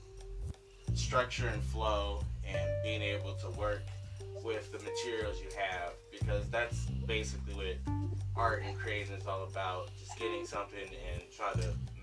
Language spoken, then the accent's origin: English; Akron, Ohio, United States; Well, currently I'm from Akron, Ohio, and I'm in Akron, Ohio now.